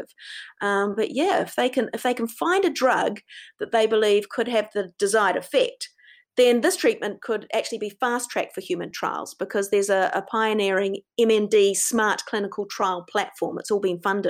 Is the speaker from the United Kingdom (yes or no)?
no; New Zealand; I'm a Kiwi